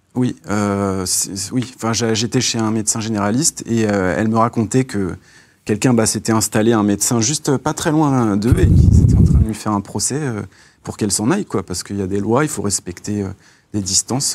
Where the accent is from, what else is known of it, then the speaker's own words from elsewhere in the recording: Seine-et-Marne, Île-de-France, France; je viens du 77, un peu la campagne et tout